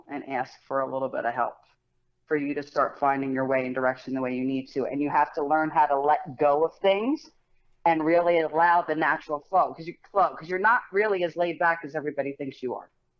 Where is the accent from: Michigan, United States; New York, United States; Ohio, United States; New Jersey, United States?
New Jersey, United States; Colts Neck; I grew up in Colts.